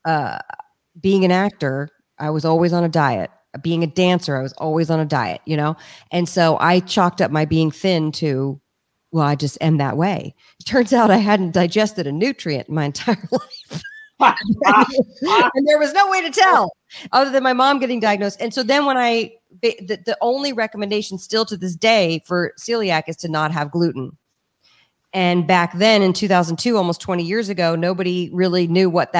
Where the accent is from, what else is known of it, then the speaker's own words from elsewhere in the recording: Washington, District of Columbia, United States; also born or lived in Richmond, Virginia; The city I grew up in, Washington, D.C. I was born in Richmond and grew up in D.C.